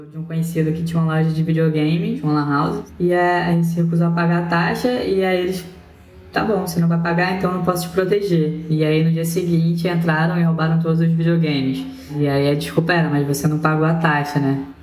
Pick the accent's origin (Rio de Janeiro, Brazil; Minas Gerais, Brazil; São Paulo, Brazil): Rio de Janeiro, Brazil; also born or lived in Northeast Brazil; como a maioria das pessoas que moram em Rio das Pedras, eu vim do Nordeste, né? Minha família veio em busca de oportunidades